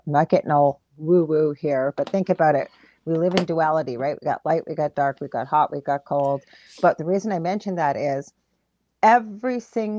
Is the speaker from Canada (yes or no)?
yes; Thunder Bay, Ontario, Canada; now in New Orleans, United States; even though we're broadcasting out of New Orleans, Louisiana, we are from Thunder Bay in northwestern Ontario, Canada.